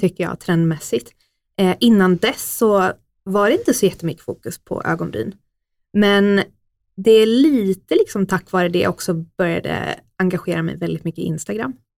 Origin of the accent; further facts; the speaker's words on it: Oskarshamn, Kalmar County, Sweden; moved away as an adult; now in Stockholm, Sweden; Jag är ju faktiskt född här från början, men eh, har varit uppväxt i Oskarshamn